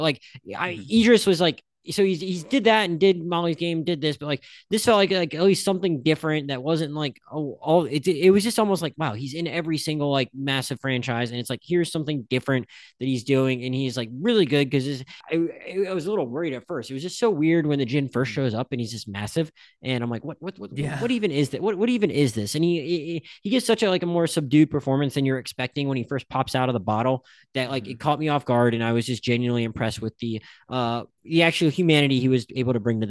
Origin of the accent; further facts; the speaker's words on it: Philadelphia, Pennsylvania, United States; I really wanted to like it because I'm from Philadelphia.